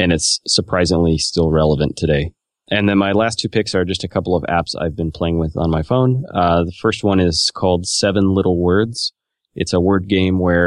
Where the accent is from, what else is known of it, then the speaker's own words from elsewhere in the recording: Oregon, United States; moved away; I was just in Oregon, my home state